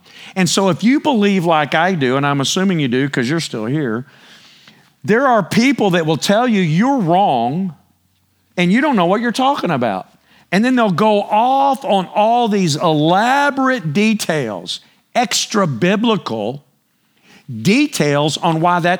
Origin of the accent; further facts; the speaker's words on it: Texas, United States; But I'm telling y'all, I'm Texan. Preach it. I mean, I'm just Texan. I was born and raised right here.